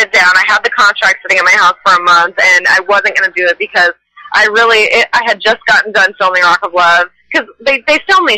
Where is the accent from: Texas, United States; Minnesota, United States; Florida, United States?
Minnesota, United States; Stillwater; moved away; I'm originally from a small town in Minnesota called Stillwater